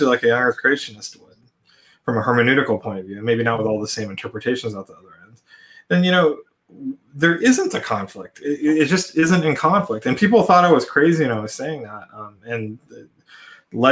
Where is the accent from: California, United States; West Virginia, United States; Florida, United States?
California, United States; now in St. Louis, United States; was born in California though, so we had a very coastal bias